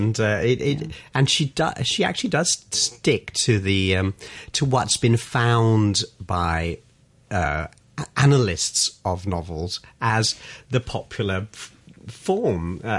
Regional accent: London, United Kingdom; You know, I'm from North London. Yeah.

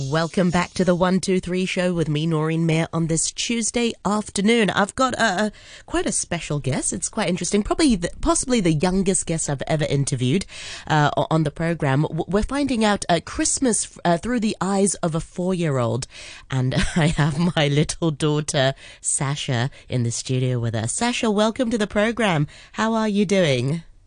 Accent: Hong Kong; I grew up in Hong Kong as well

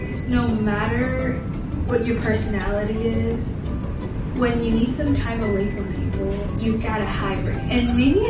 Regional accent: Hong Kong; upbringing of growing up in Hong Kong.

